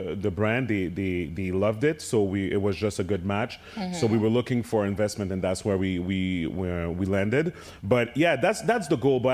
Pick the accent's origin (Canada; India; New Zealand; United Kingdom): Canada; Montreal, Quebec; my hometown of Montreal